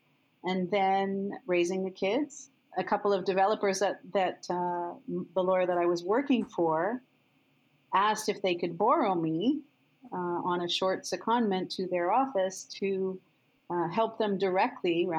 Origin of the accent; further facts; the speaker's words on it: Montreal, Quebec, Canada; moved away as an adult; now in Toronto, Canada; I came from Montreal